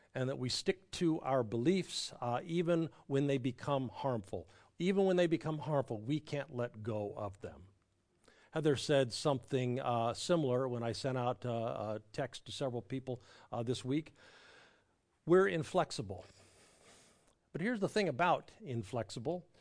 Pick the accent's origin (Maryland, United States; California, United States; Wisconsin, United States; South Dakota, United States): California, United States; Southern; now in Raleigh, United States; I grew up in Southern California